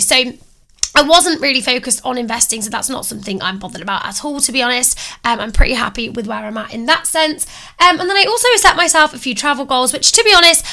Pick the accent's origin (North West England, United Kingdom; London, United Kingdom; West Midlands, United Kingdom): West Midlands, United Kingdom; Coventry; I'm from Coventry.